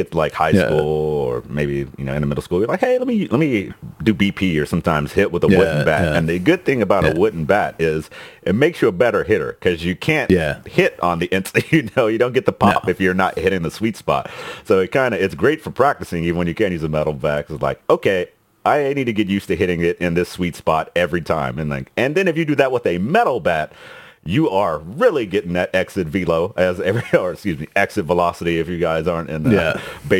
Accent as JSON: {"language": "English", "region": "Texas", "country": "United States", "tie": "born or raised there", "said": "growing up in Texas"}